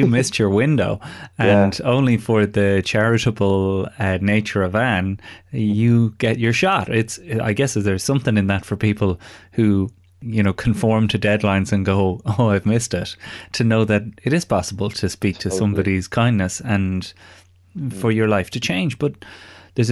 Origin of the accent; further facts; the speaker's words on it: Ireland; moved away; all of our backgrounds as Irish lads